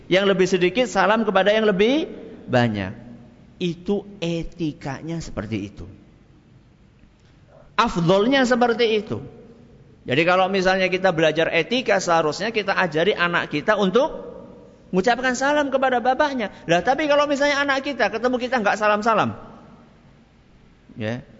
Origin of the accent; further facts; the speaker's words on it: Java, Indonesia; Tapi kalau umumnya orang, apalagi kita orang Jawa